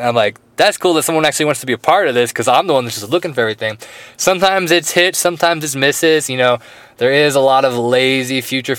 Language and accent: English; Florida, United States; I'm actually from Florida, but I've been hanging out with the Aussie Dylan